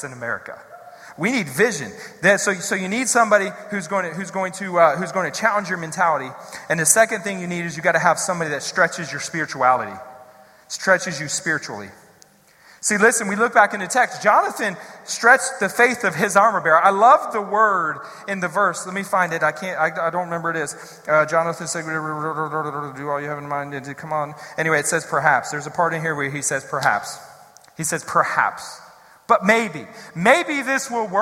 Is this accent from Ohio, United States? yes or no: yes; Columbus, Ohio, United States; moved away as an adult; also born or lived in Pennsylvania / Texas / Missouri; now in Columbus, United States; I'm from the west side of Columbus originally.